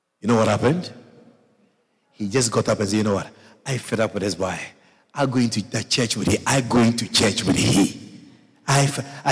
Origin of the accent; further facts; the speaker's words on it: Ghana; I come from Ghana